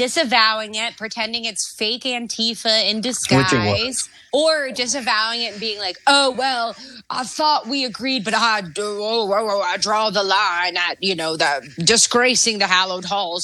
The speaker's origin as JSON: {"language": "English", "region": "Maryland", "country": "United States", "tie": "born or raised there", "said": "I grew up in Maryland"}